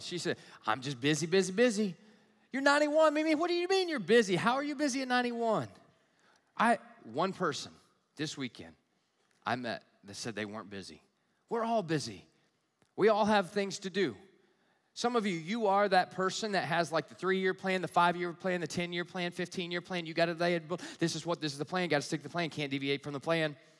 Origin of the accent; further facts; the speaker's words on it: the South, United States; also born or lived in Southern California; now in Michigan, United States; Growing up in the South, we have fires